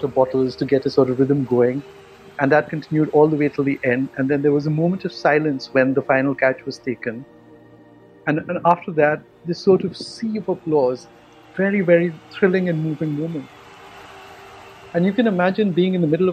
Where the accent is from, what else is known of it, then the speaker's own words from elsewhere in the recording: India; I'm from India